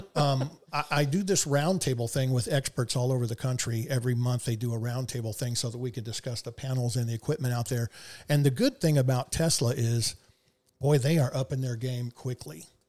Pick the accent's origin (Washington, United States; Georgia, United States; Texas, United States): Texas, United States; Houston; I was from Houston